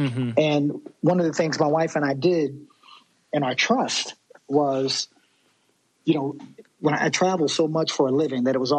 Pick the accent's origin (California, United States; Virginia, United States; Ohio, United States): Virginia, United States; I'm from Virginia